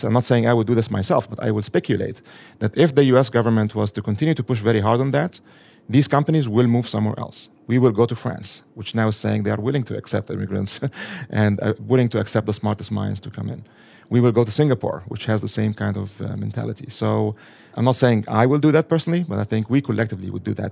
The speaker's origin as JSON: {"language": "English", "country": "Egypt", "moved": "yes", "lives_now": "United States", "said": "I'm an immigrant from a Muslim majority country. So I come from Egypt"}